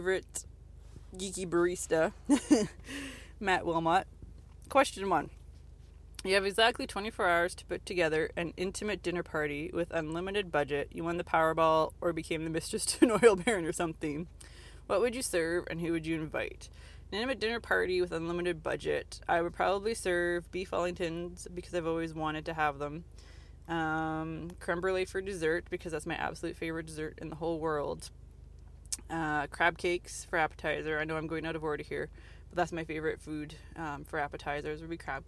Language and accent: English; Canada; I'm Canadian